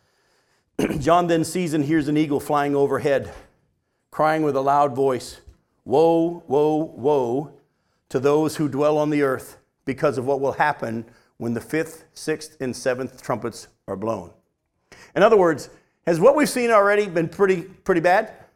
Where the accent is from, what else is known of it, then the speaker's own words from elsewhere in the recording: New Hampshire, United States; that's the kind of church I was raised in up in New Hampshire